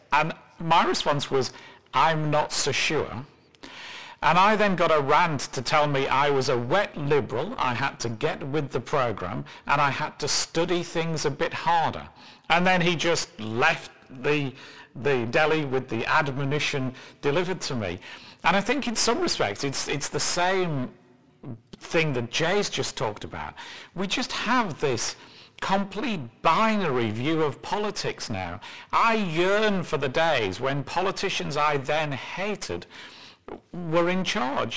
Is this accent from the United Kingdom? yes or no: yes; England, United Kingdom; moved away; I'm mean as well as English